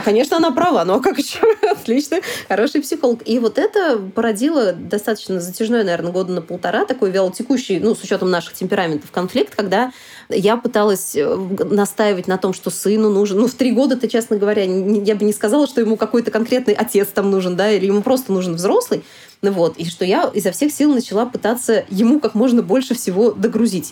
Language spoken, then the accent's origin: Russian; Samara, Samara Oblast, Russia; moved away; also born or lived in Saint Petersburg / Sochi; приезжать в гости на родину, в Самару. Я из Самары изначально сама